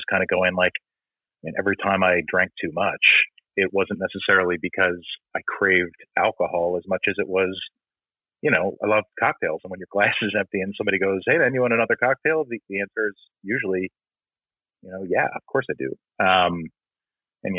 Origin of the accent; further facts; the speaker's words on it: New Jersey, United States; I'm from New Jersey